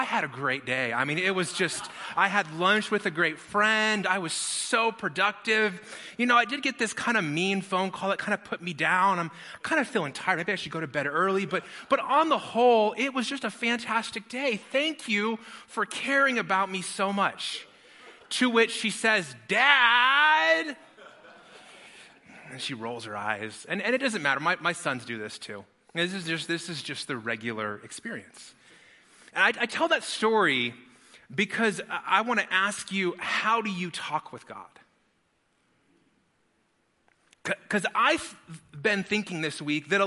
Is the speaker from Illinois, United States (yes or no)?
no; Las Vegas, Nevada, United States; I grew up in Las Vegas, which is the best people watching city in the whole wide world.